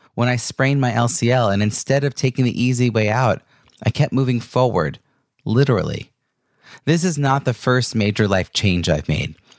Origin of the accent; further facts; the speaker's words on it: Long Island, New York, United States; I'm also from Long Island